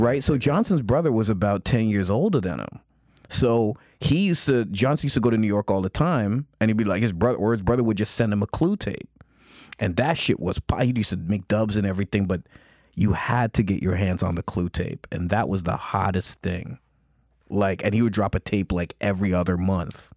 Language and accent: English; Toronto, Ontario, Canada; growing up in Scarborough